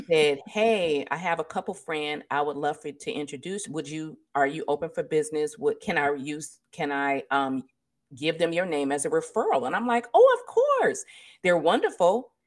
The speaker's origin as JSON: {"language": "English", "region": "California", "country": "United States", "tie": "born or raised there"}